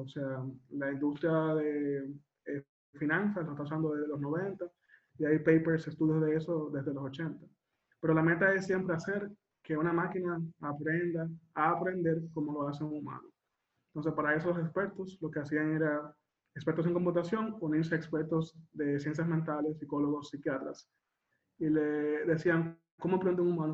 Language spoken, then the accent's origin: Spanish; Dominican Republic; yo soy dominicano